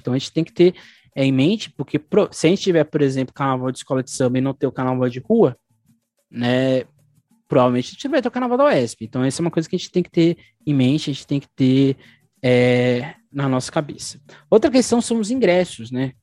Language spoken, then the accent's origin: Portuguese; São Paulo, Brazil; nós enquanto paulistanos